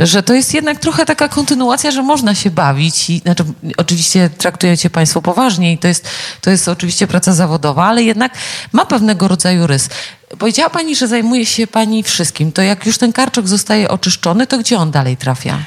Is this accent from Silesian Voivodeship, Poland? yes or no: no; near Nieborów, Łódź Voivodeship, Poland; pochodzę z okolic tego wspaniałego pałacyku